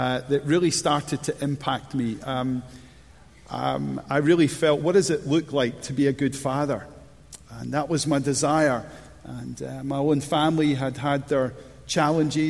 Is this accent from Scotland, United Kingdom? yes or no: yes; Scotland, United Kingdom; I was brought up in Bonnie, Scotland, one of three boys